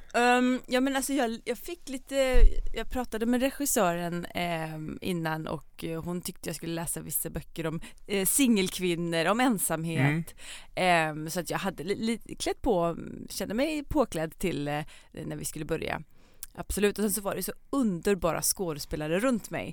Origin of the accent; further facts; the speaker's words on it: Hammarö, Värmland, Sweden; also born or lived in Karlstad; now in Copenhagen, Denmark; När jag bodde här när jag var liten så växte jag upp på Hammarö